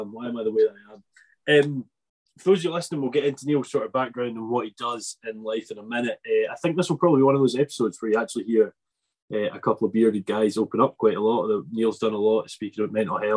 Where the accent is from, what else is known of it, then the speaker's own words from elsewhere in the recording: an island off Ayrshire, Scotland, United Kingdom; I'm from Ayrshire, it's kind of like, it's an island off Ayrshire